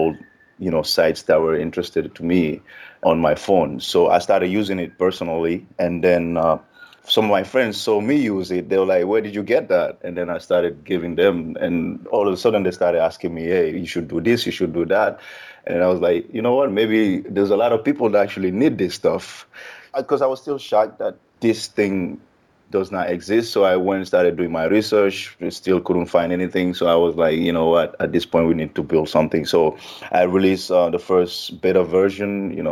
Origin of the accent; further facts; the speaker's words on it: Guinea; now in United States; I'm originally from Guinea